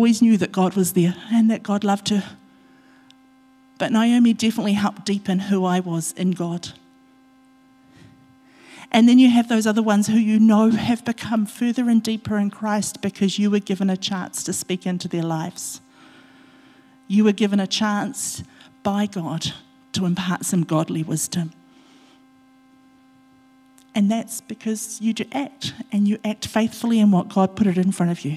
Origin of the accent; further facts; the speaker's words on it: Otorohanga, Waikato, New Zealand; my home church, my church that I grew up in Otorohanga